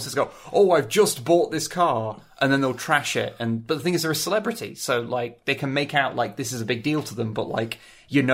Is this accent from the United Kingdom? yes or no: yes; England, United Kingdom; I'm English